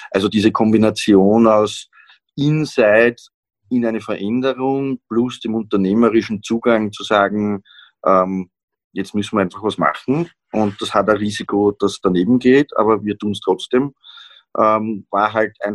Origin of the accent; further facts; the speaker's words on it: Vienna, Austria; Ja, wenn man schaut, Niederösterreich, Burgenland, auch Wien sogar, ja, sage ich jetzt als Wiener.